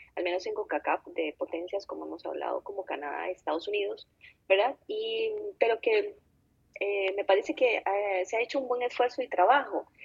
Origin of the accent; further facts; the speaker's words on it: Costa Rica